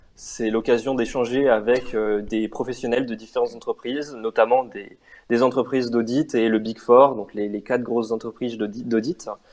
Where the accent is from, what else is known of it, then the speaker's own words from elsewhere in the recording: Montpellier, Occitania, France; moved away as an adult; now in Grenoble, France; je suis originaire de Montpellier.